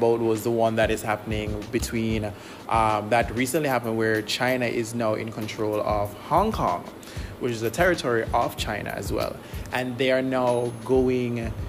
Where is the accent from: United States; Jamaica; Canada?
Jamaica; I am Jamaican. I am recording my podcast from Jamaica as well.